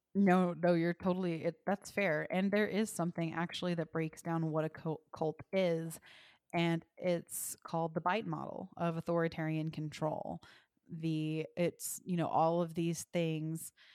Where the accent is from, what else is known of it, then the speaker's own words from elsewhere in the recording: Texas, United States; I was raised in Texas, and I was raised in a First United Methodist church